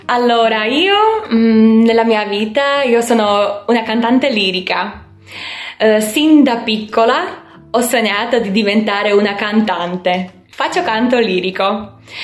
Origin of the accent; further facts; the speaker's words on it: Slovakia; Italian is a second language; moved away as an adult; now in Verona, Italy; Io sono slovacca, vivo in un piccolo paese